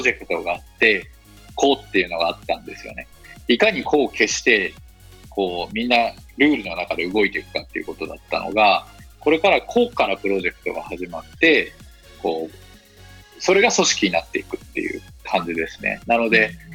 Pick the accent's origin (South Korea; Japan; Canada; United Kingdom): Japan; Osaka; also born or lived in Nara / Nagasaki / Silicon Valley, United States; now in Miyazaki, Japan; 出身は大阪出身ですね